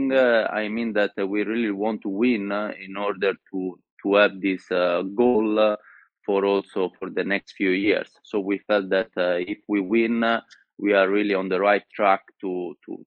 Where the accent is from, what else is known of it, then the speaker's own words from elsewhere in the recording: Florence, Tuscany, Italy; English is a second language; also born or lived in Sicily; I was born in Sicily, but then I lived in Florence all my life